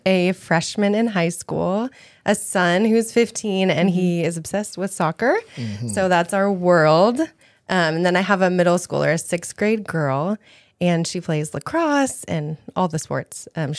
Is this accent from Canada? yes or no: no; California, United States; also born or lived in Berlin, Germany; I'm from California, so I love the beach and the weather.